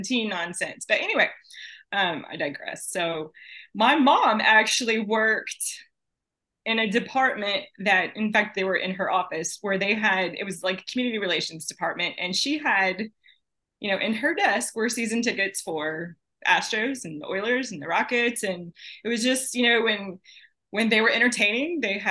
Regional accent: Lake Jackson, Texas, United States; the first Buc-ee's was actually in my hometown. In Lake Jackson. So yeah, I grew up with Buc-ee's

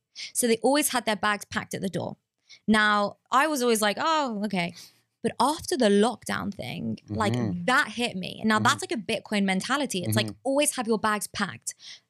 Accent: England, United Kingdom; So like I'm Jewish, I'm from England

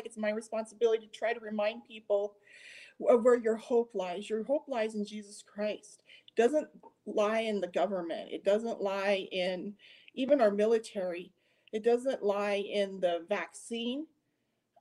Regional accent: United States; I was a little girl growing up in America

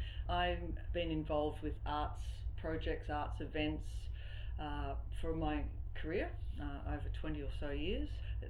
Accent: Swan Hill, Victoria, Australia; I come from Swan Hill originally

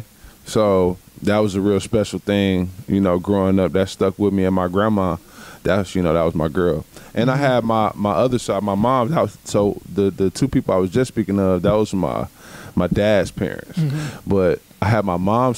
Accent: Milwaukee, Wisconsin, United States; I was born and raised here in Milwaukee, Wisconsin, on the north side

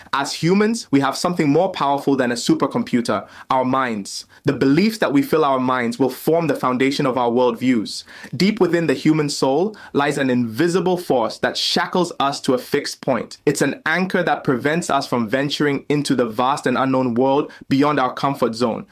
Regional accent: Ghana; moved away as an adult; now in United States; leave my home country of Ghana and start a new life in the land of opportunity, the United States

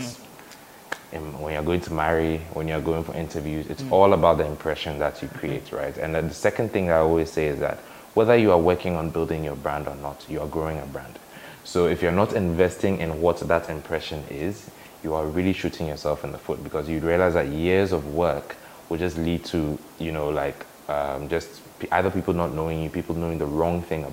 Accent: Haatso, Greater Accra, Ghana; I'm a Ghanaian guy, grew up in Hacho.

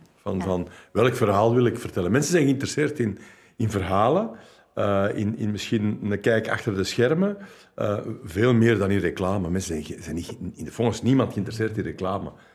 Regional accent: Flanders, Belgium

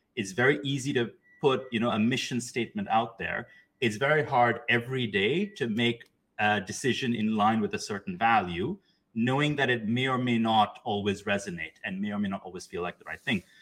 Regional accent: Pakistan; moved away; I grew up in Pakistan

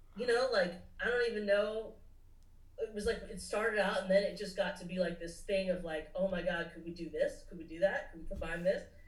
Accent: Nashville, the South, United States; also born or lived in Los Angeles, United States; growing up in the South

